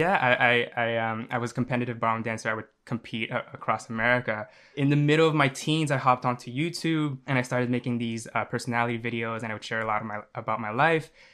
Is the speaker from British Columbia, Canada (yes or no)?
no; Montreal, Quebec, Canada; I'm from Montreal, Canada.